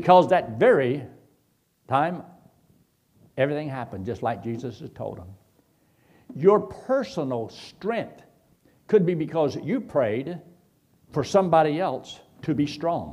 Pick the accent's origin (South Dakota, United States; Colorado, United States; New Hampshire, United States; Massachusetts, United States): Colorado, United States